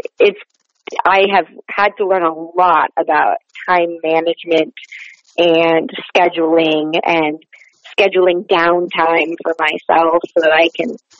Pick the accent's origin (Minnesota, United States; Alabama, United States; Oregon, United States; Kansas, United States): Minnesota, United States; Wayzata; moved away as an adult; also born or lived in New York; I was born in Minnesota, in a suburb called Wayzata